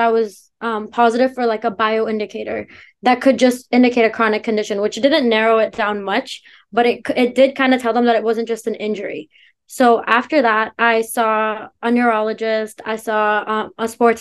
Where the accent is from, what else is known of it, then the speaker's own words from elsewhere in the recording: Canada; also born or lived in India; I was born in India, but moved to Canada when I was 7